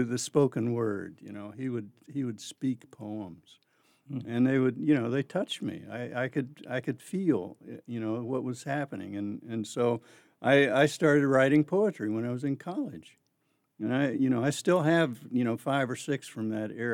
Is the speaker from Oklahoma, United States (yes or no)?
no; Winston-Salem, North Carolina, United States; moved away as an adult; also born or lived in Mooresville, North Carolina / White Sulphur Springs, West Virginia / San Francisco, California; now in Portland, United States; we were there for 5 years, and then my dad thought, well, the schools are not good enough here. So he took us down to Winston-Salem